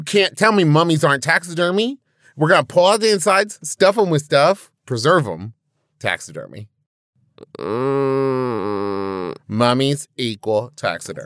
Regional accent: West Virginia, United States; growing up in West Virginia

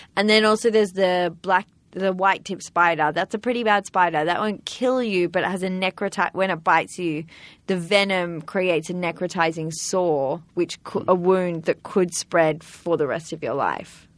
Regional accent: Sydney, New South Wales, Australia; I'm from Sydney, Australia.

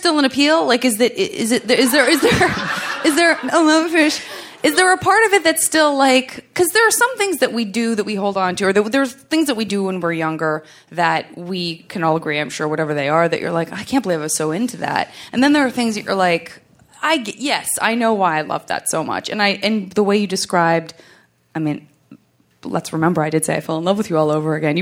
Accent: Tucson, Arizona, United States; now in Los Angeles, United States; I'm from Tucson, Arizona

